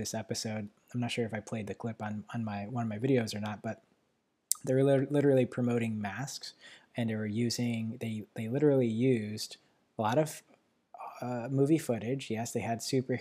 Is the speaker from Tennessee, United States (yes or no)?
no; New York City, New York, United States; moved away; I was born in Manhattan, so the city area